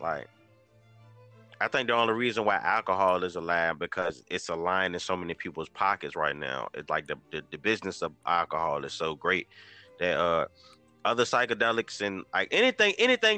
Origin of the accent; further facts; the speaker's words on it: United States; I'm an American